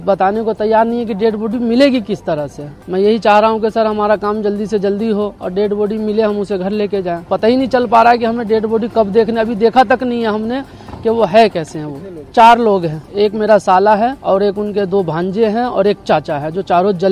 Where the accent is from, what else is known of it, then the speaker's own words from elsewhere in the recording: Sitamarhi district, Bihar, India; मैं सीतामढ़ी डिस्ट्रिक्ट बिहार से हूँ